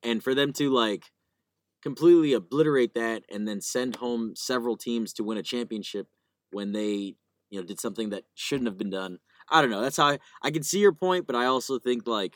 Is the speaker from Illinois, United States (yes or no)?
yes; Chicago, Illinois, United States; as a kid growing up in Chicago